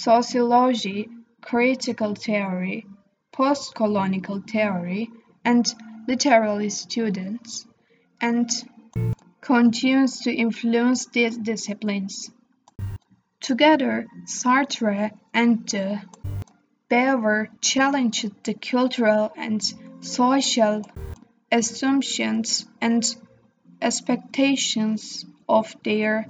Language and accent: English; Turkey; I am from Turkey.